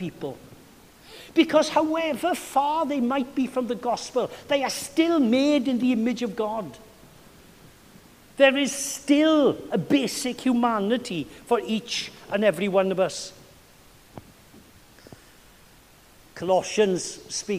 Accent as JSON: {"language": "English", "region": "Wales", "country": "United Kingdom", "moved": "yes", "lives_now": "Massachusetts, United States", "said": "It's like being a Welshman abroad"}